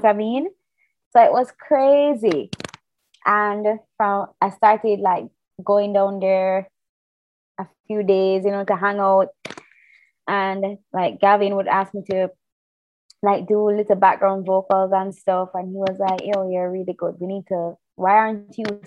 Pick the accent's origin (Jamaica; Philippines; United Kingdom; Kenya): Jamaica; as a Jamaican.